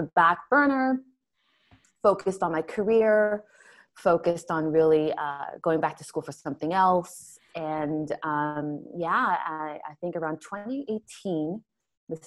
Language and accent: English; Toronto, Ontario, Canada; also born or lived in Montreal; We were raised here in Canada. And grew up in, suburbia, Toronto, Ontario, because we moved from Montreal to Toronto